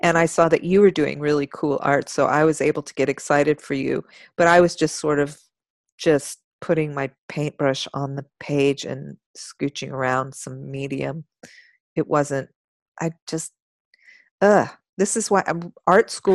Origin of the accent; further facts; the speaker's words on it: Austin, Texas, United States; I grew up in Austin. Oh, I wasn't born here, but I grew up here